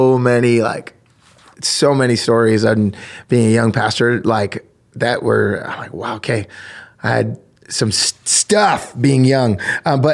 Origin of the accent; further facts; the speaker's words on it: New Jersey, United States; I grew up in New Jersey